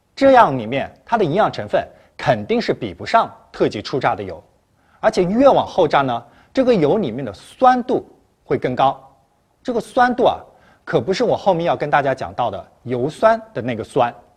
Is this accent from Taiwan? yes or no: no; China; 我们中国人常用的那些植物油。